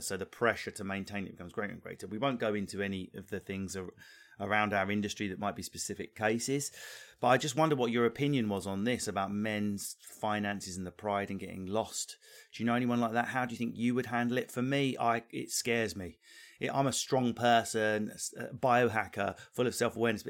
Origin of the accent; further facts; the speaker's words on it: England, United Kingdom; We live in England. I'm English.